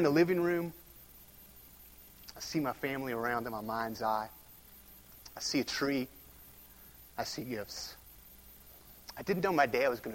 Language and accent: English; United States